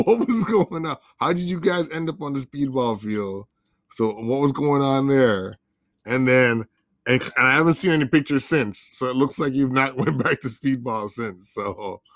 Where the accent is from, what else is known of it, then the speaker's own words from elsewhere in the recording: Jamaica; As a Jamaican